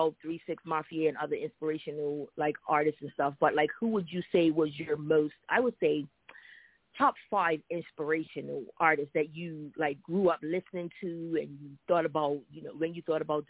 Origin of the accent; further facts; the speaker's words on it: Bermuda; My mom is Jamaican, so I'm half Bermudian, half Jamaican